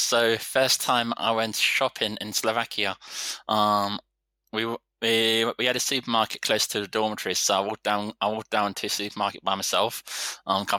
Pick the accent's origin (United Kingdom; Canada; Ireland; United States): United Kingdom; England; And I think as English, we are just kind of like, we expect everyone to talk English.